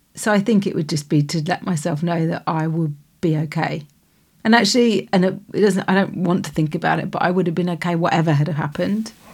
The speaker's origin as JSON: {"language": "English", "town": "Stroud", "region": "South West England", "country": "United Kingdom", "tie": "born or raised there", "said": "we're from Stroud in Gloucestershire"}